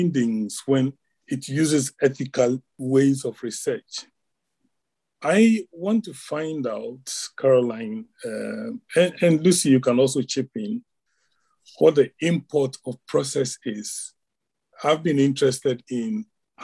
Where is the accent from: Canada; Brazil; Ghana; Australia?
Ghana; moved away as an adult; now in Glasgow, United Kingdom; I'm originally from Ghana